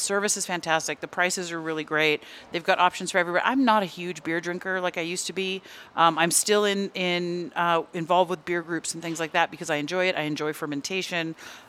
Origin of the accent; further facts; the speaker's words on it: Bay Area, California, United States; moved away; also born or lived in Los Angeles; I'm from the Bay Area. I have lived in Los Angeles